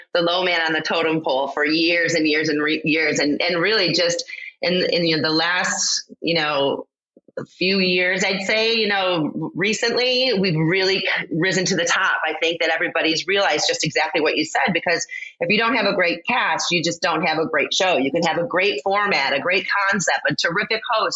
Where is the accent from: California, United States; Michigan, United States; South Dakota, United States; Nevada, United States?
Michigan, United States; Farmington; moved away as an adult; also born or lived in Los Angeles / New York / Philadelphia; I grew up here in Farmington. I went to Farmington Public Schools through high school